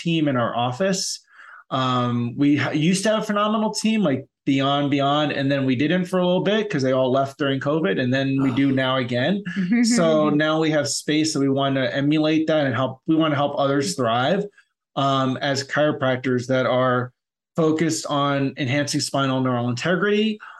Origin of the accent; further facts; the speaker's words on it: United States; I'm from New York, New Jersey